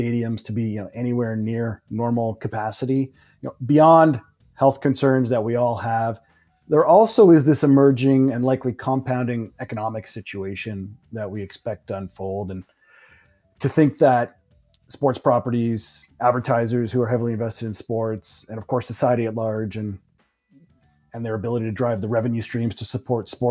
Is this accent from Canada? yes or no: yes; Canada; I'm Canadian